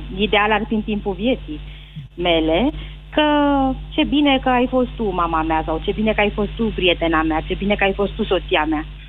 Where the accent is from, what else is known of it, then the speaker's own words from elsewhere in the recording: Pitești, Argeș, Romania; sunt din Argeș, de unde e cea mai bună țuică, de Pitești